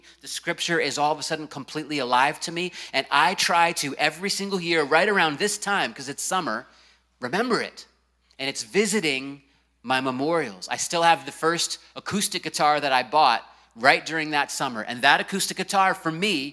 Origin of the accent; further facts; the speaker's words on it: Virginia Beach, Virginia, United States; the house I grew up in Virginia Beach, Virginia